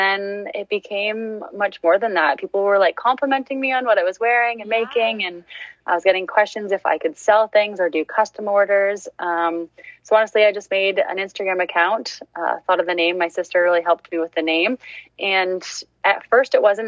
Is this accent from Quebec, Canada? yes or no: no; Seaforth, Ontario, Canada; now in Exeter, Canada; I'm from Seaforth, Ontario, just a small town in Huron County. But I currently live in Exeter, Ontario